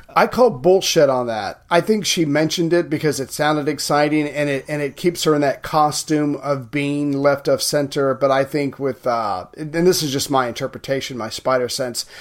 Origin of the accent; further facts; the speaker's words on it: United States; as an American